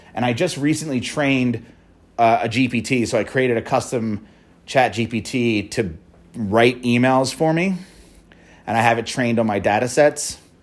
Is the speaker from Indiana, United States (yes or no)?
no; Philadelphia, Pennsylvania, United States; a Philly company, my hometown